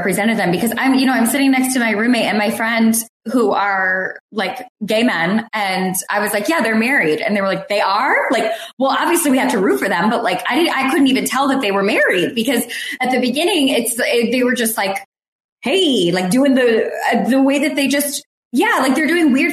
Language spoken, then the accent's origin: English; Detroit, Michigan, United States; I'm from Detroit. I'm from Metro Detroit